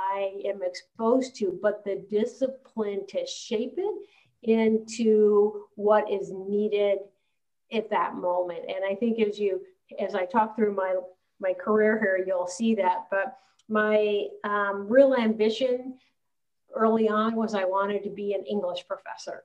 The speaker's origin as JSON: {"language": "English", "town": "Columbus", "region": "Ohio", "country": "United States", "moved": "as an adult", "said": "I'm originally from Columbus, Ohio"}